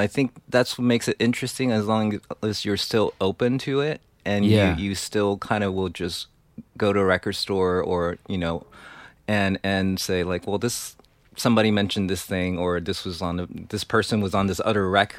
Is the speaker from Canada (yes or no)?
no; Taiwan; like when I grew up in Taiwan, you weren't going to get Machine Gun.